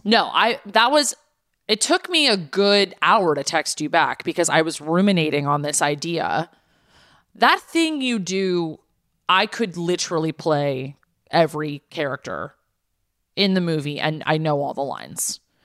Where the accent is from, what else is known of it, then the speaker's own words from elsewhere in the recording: Los Angeles, California, United States; growing up in the valley the valley is technically in Los Angeles